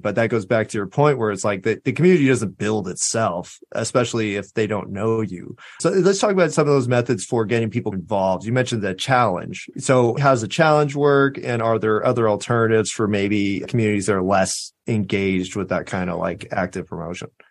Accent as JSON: {"language": "English", "region": "Southern California", "country": "United States", "moved": "yes", "lives_now": "Austin, United States", "said": "I'm from Southern California"}